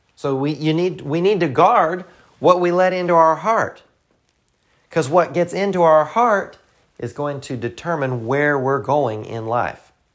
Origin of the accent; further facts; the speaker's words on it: the South, United States; accent: Southern; I'm from the South